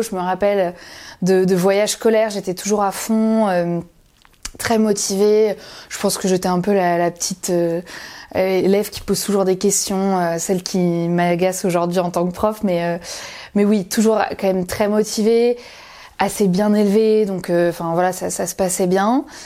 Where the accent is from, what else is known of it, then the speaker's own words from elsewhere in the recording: Dinard, Brittany, France; je suis née à Dinard, en Bretagne, près de Saint-Malo, au bord de la mer.